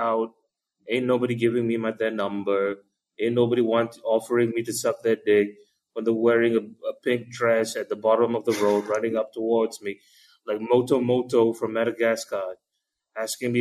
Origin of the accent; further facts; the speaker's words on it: Malaysia; it's just a Malaysian thing. We pick up accents really well with enough exposure